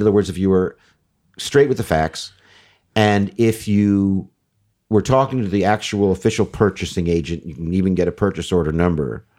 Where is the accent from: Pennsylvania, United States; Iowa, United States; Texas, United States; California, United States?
California, United States; Beverly Hills; I grew up in Beverly Hills in the sixties